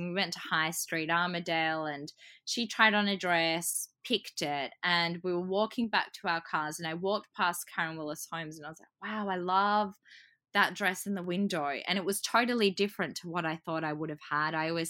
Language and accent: English; Croatia; I'm originally from Croatia and a lot of my family couldn't make it over for the wedding.